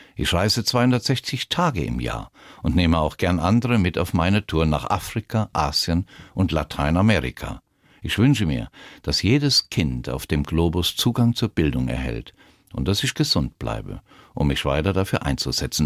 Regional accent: Rhineland-Palatinate, Germany; mich ausbilden lassen in meiner Heimat in Rheinland-Pfalz zum Piloten

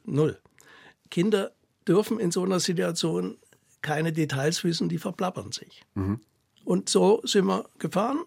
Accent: Ore Mountains, Saxony, Germany; accent: Saxon; moved away; Ich bin ja in der DDR im Erzgebirge aufgewachsen

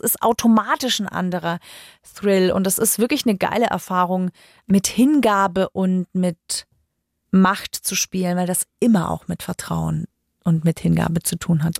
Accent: Germany; bei uns in Deutschland

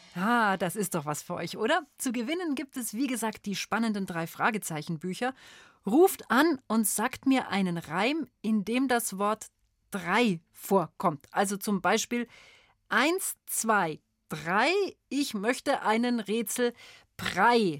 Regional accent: Bavaria, Germany; Bei uns in Bayern

